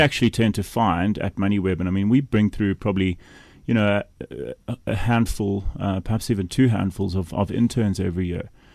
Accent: Kimberley, Northern Cape, South Africa; Kimberley, my hometown

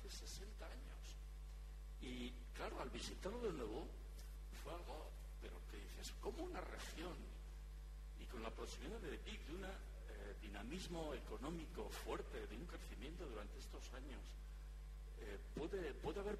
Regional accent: Navarre, Spain; yo vengo de Navarra y el norte de Navarra, más que el sur desde luego, pues es bonito, urbanísticamente

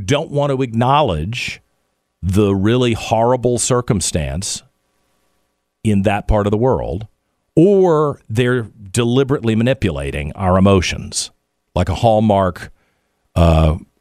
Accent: United States; also born or lived in Middle East; as an American

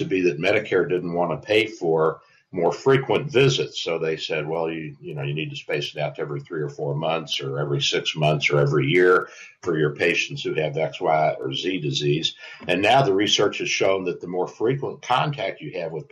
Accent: Louisville, Kentucky, United States; I grew up in Louisville, Kentucky, so I'm around and know about horses all of my life

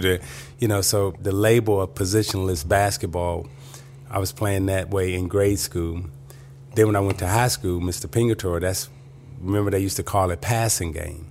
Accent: Chicago, Illinois, United States; moved away as an adult; also born or lived in Detroit; growing up in Chicago

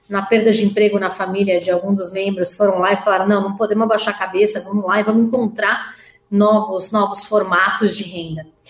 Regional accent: Brazil; enquanto empresários ou enquanto brasileiros

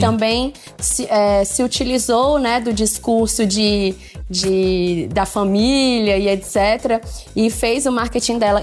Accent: Fortaleza, Ceará, Brazil; sou de Fortaleza

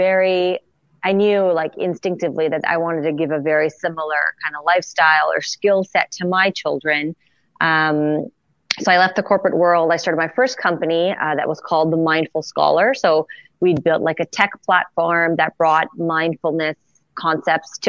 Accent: Montreal, Quebec, Canada; Born and raised in Montreal, Canada.

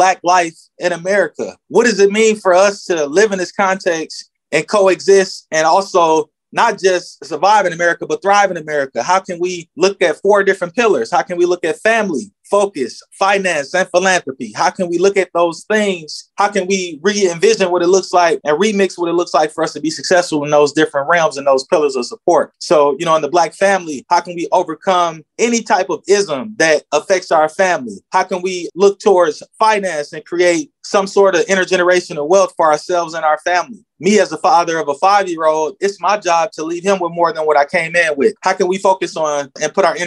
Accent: Milwaukee, Wisconsin, United States; also born or lived in Madison; I'm originally from Milwaukee

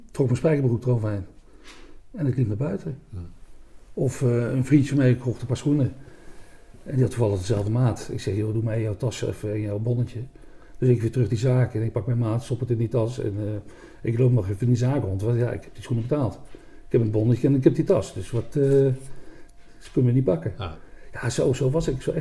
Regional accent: Malden, Gelderland, Netherlands; moved away; also born or lived in Rheden / Nijmegen / Roosendaal; Ik kom uit Nijmegen. Ik ben geboren in Reden, achter Arnhem, Postbank. Nee, ja, ik kom uit Nijmegen. Ik Malden.

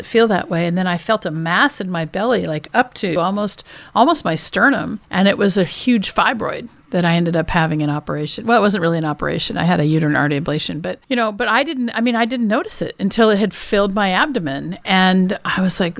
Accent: Washington, United States; I grew up in Washington State, not too far from Canada

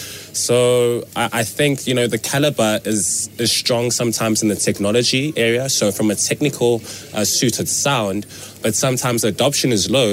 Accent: South Africa; as South African tech entrepreneurs

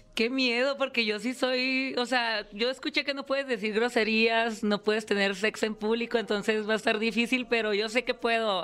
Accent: Tijuana, Baja California, Mexico; En Tijuana, Baja California, mi tierra.

